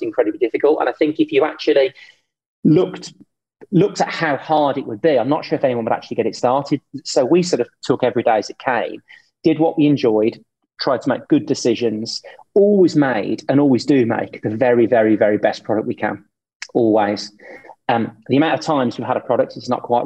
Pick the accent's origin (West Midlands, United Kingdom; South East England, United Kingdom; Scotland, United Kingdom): West Midlands, United Kingdom; Birmingham; I grew up with Cadbury's, you probably did too, because obviously I'm from Birmingham